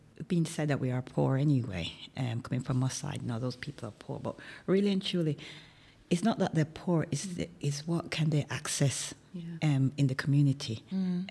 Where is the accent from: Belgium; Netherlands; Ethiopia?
Ethiopia; now in Manchester, United Kingdom; I was from Ethiopia